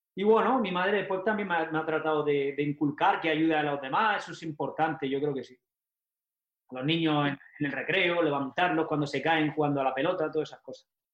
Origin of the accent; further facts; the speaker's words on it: Almería, Andalusia, Spain; moved away as an adult; also born or lived in Mexico; Nosotros en Almería, yo como nací en Almería